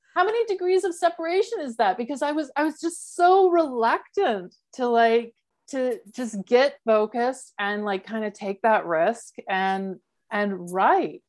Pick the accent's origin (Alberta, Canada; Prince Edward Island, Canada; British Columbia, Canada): Alberta, Canada; Calgary; moved away; I grew up in Calgary